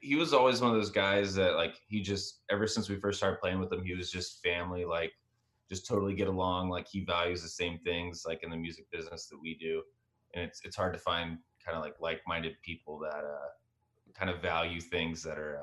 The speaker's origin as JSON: {"language": "English", "region": "Texas", "country": "United States", "tie": "born or raised there", "said": "I grew up in Texas"}